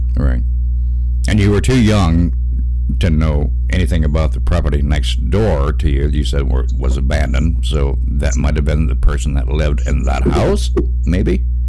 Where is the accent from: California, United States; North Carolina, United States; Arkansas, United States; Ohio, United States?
Arkansas, United States; now in Indiana, United States; I'm from Arkansas, deep south, and from a fire and brimstone Baptist family